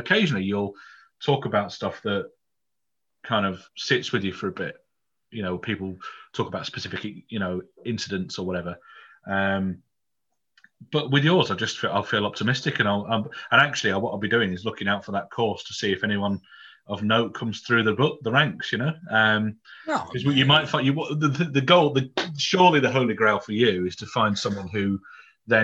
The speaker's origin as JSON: {"language": "English", "region": "Yorkshire and the Humber", "country": "United Kingdom", "said": "I'm from Yorkshire"}